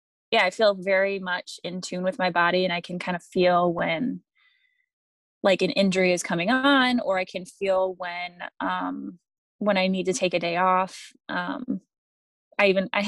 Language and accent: English; Michigan, United States; moved away as an adult; also born or lived in Alabama; I moved back from Alabama to Michigan, where I grew up, in 2017